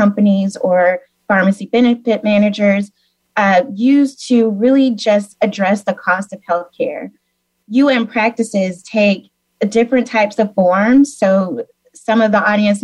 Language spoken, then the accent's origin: English; Memphis, Tennessee, United States; moved away; also born or lived in Missouri; I am originally from Memphis, actually, so the home of Elvis, blues, and barbecue. So it's great to be here and represent my hometown, Memphis